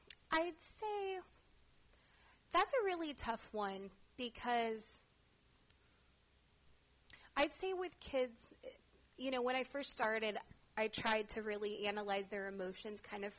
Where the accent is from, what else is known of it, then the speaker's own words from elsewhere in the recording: San Diego, California, United States; I grew up in San Diego.